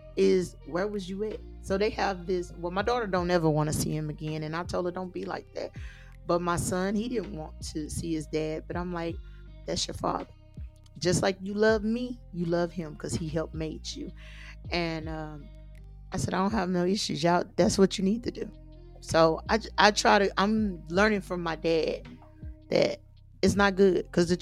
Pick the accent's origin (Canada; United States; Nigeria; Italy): United States; Texas; I'm from Texas